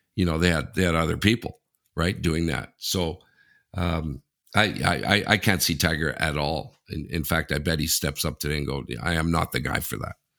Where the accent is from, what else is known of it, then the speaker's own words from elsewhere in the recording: Sudbury, Ontario, Canada; moved away; I'm from Sudbury